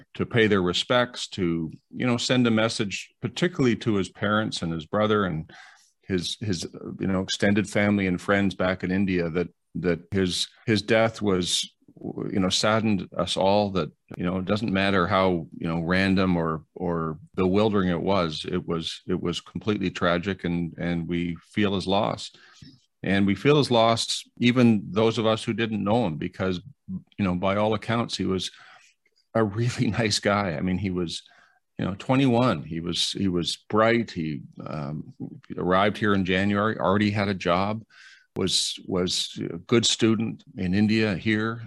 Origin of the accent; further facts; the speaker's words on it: Canada; I'm ashamed as a Canadian